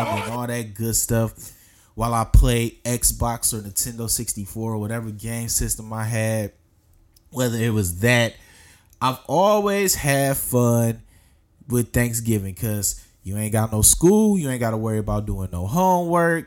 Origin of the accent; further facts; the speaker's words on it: Detroit, Michigan, United States; I'm from Detroit